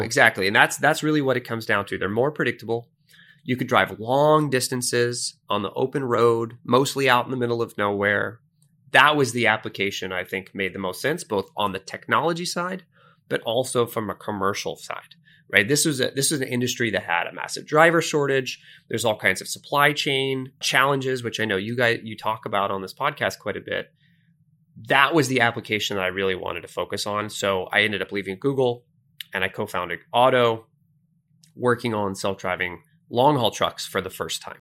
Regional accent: Sunrise, Florida, United States; I grew up in Sunrise, Florida, which is just outside of Fort Lauderdale, north of Miami.

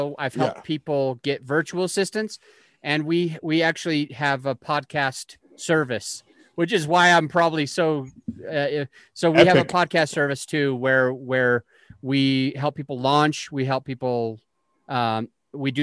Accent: Utah, United States; now in Colorado, United States; I am originally from Utah. Now I live in Colorado.

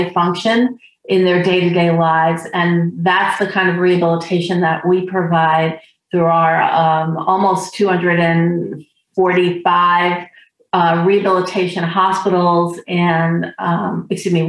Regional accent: New York City, New York, United States; moved away as an adult; also born or lived in Philadelphia; now in Maine, United States; I grew up in New York City in Queens, one of the boroughs of the city

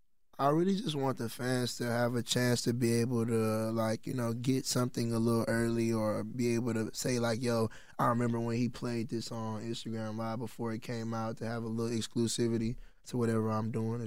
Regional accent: Texas, United States; I'm from Texas as well.

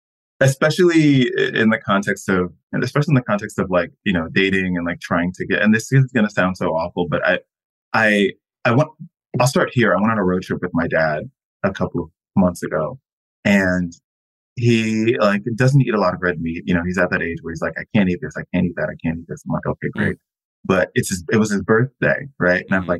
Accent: Florida, United States; I'm from Florida. I shouldn't have said that on record.

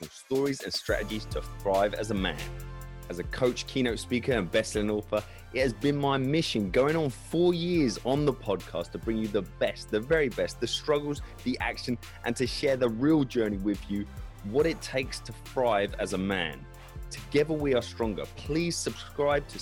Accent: United Kingdom; I'm kind of basically from London, just south of London

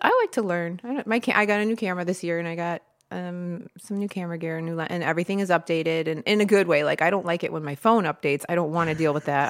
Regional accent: Toledo, Ohio, United States; moved away as an adult; also born or lived in Florida / Rossford, Ohio / Swanton, Ohio; now in Perrysburg, United States; I grew up in Toledo, and then from there, I moved around a bunch, just going to different schools, colleges.

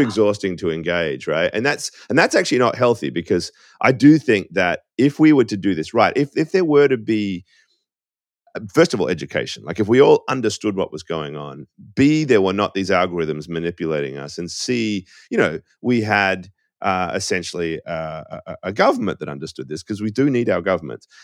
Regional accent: Australia; moved away as an adult; now in United States

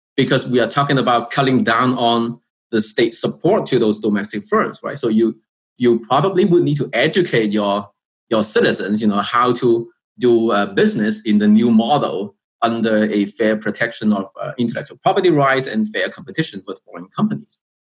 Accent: China; moved away; I was born in China.

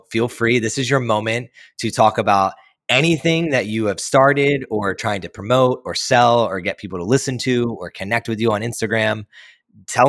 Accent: Philadelphia, Pennsylvania, United States; also born or lived in New Jersey; I was born and raised in Philly and outside of Philly in New Jersey

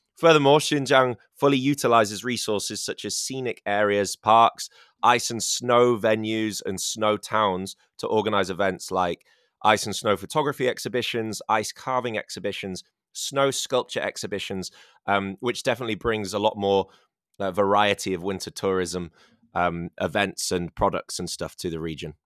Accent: England, United Kingdom; now in China; I'm from England

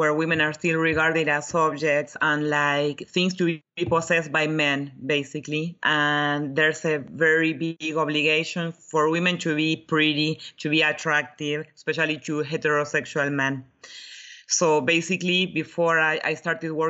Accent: Buenos Aires, Argentina; moved away as an adult; now in Europe; I grew up in Buenos Aires, Argentina, but I moved to Europe when I was 28.

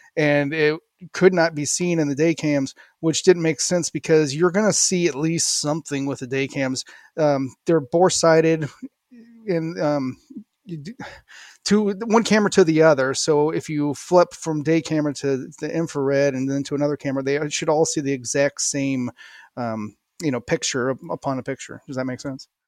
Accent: St. Louis, Missouri, United States; I grew up in Saint Louis, went to college there

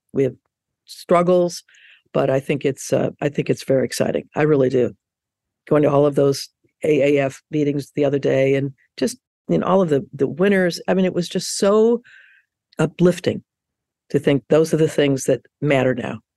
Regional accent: Chicago, Illinois, United States; moved away; I'm from Chicago originally

